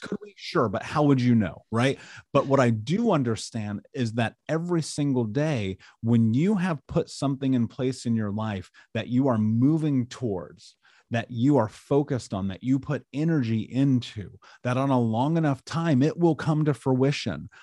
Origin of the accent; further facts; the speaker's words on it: United States; I grew up in America